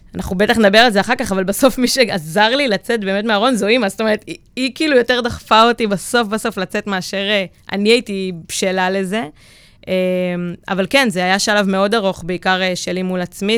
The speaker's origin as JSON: {"language": "Hebrew", "town": "Maccabim", "region": "Central District", "country": "Israel", "tie": "born or raised there", "said": "גדלתי במקום שהוא די בועה, במכבים"}